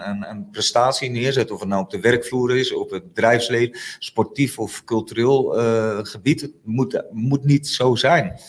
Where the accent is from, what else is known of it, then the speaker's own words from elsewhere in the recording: Friesland, Netherlands; moved away; also born or lived in Utrecht; ik voel me met Friesland nog steeds verbonden, zeg maar. Hè. Ik ken de waarden en normen een beetje in Friesland